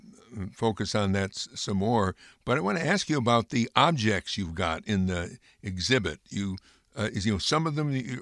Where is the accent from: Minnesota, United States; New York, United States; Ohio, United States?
New York, United States; Amsterdam; I grew up in Amsterdam, New York